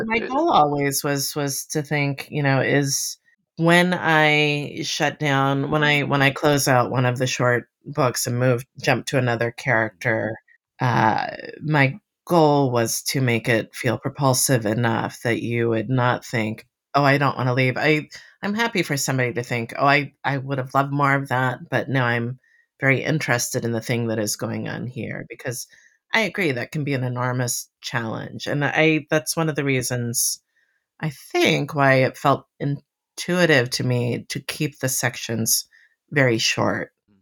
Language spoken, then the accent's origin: English; Miami, Florida, United States; now in western Massachusetts, United States; I grew up in Miami, um, next to the ocean.